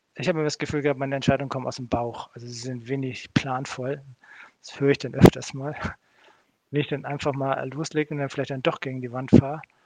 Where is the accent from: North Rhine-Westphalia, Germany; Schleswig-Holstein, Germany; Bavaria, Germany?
Schleswig-Holstein, Germany; Kiel; moved away as an adult; also born or lived in Switzerland; komme ich eigentlich aus Kiel von der Werft